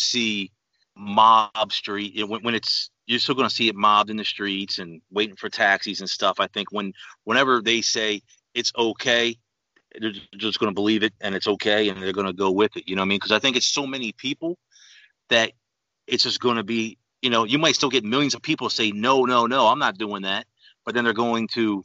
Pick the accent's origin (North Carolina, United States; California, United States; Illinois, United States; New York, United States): New York, United States; New York City; moved away; also born or lived in Philadelphia; I'm originally from New York, Queens, New York